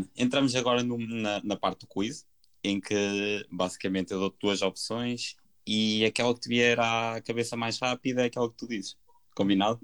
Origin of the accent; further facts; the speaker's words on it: Portugal; nós, portugueses